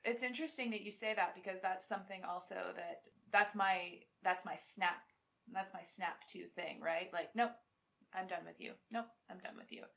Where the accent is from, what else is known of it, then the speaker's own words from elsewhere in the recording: United States; I'm so American.